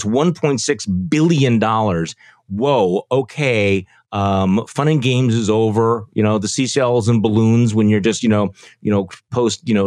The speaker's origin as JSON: {"language": "English", "region": "Wisconsin", "country": "United States", "tie": "born or raised there", "said": "Wisconsin, my home state"}